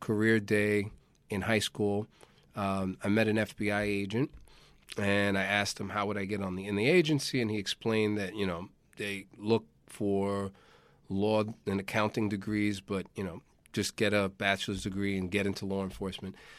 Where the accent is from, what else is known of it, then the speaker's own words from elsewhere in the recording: New York, United States; I'm a born and bred, uh, New Yorker.